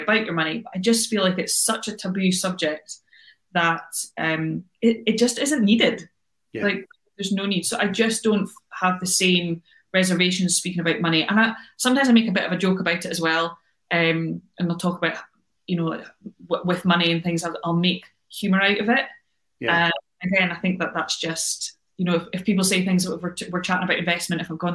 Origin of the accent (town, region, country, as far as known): United Kingdom